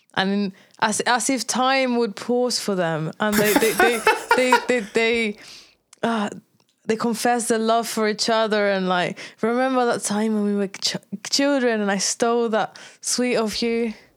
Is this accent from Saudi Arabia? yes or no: no; Tenerife, Canary Islands, Spain; English is a second language; moved away; also born or lived in Brazil; I left Brazil when I was five, and then I grew up in Tenerife.